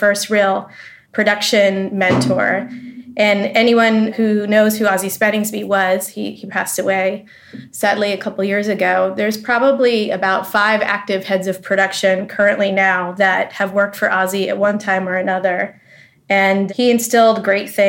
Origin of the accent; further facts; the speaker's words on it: New Jersey, United States; also born or lived in Massachusetts; I was born in Massachusetts and kind of grew up in New Jersey